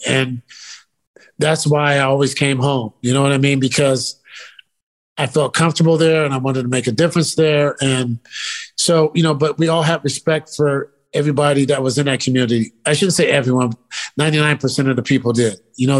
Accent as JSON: {"language": "English", "region": "California", "country": "United States", "tie": "born or raised there", "said": "the Giants and 49ers growing up in Northern California, those are our teams."}